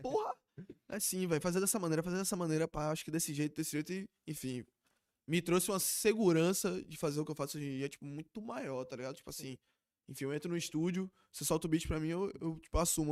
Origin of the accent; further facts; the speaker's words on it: Lauro de Freitas, Bahia, Brazil; a gente é de Lauro